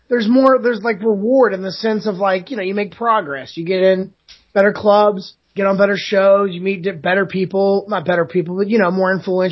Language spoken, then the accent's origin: English; Florida, United States; moved away as an adult; now in Los Angeles, United States; I live in Los Angeles now, originally from Florida.